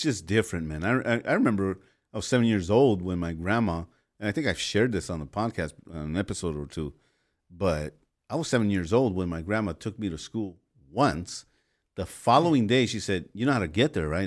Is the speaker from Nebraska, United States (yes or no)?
no; Los Angeles, California, United States; growing up in Los Angeles